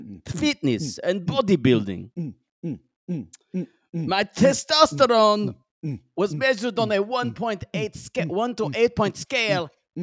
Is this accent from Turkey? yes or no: yes; Turkey; Hey, what's up, bros? I am … from Turkey.